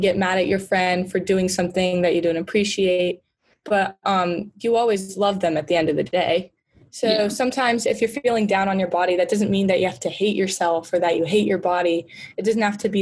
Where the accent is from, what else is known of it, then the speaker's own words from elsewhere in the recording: the South, United States; moved away; I'm from the South